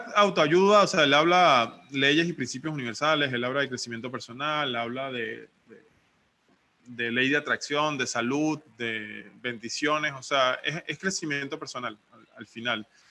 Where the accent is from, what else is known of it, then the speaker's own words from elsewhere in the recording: Venezuela; moved away as an adult; now in Playa del Carmen, Mexico; soy hijo único venezolano. Estoy viviendo ahorita en México, en, un lugar paradisíaco que se llama Playa del Carmen